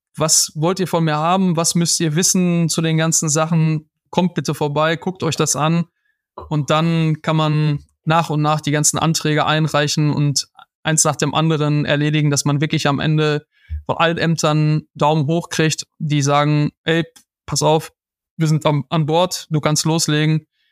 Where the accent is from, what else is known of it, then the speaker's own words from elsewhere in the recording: Schwerte, North Rhine-Westphalia, Germany; wir haben da früher gelebt. Ich bin auch geboren in der Stadt